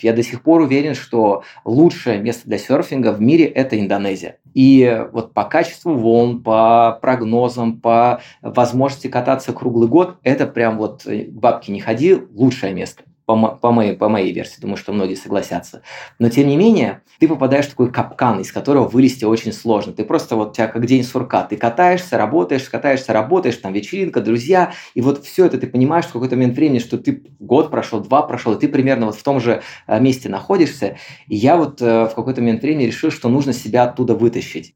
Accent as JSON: {"language": "Russian", "town": "Kaliningrad", "region": "Kaliningrad Oblast", "country": "Russia", "tie": "born or raised there", "also_born_or_lived": "Bali", "moved": "as an adult", "said": "сам я из Калининграда, и родился в Калининграде"}